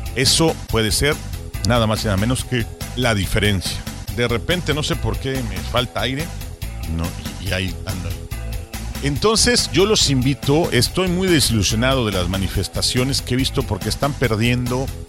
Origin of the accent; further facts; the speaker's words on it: Mexico; en nuestro querido México